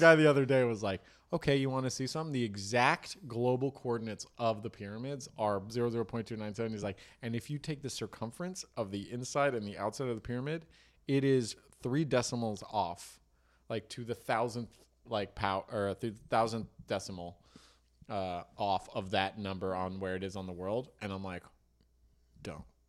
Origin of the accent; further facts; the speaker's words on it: Marin, California, United States; growing up in Marin